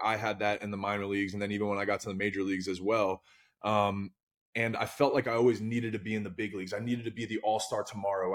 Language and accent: English; New Jersey, United States; I'm a kid from Jersey